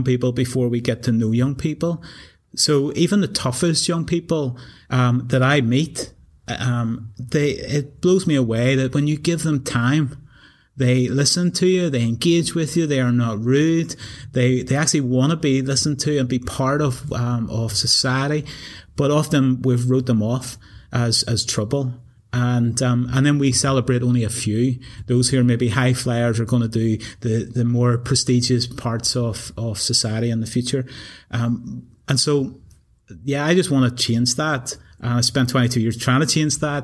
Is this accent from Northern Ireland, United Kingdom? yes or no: yes; Newtownabbey, Northern Ireland, United Kingdom; moved away as an adult; also born or lived in England; I grew up in Newton Abbey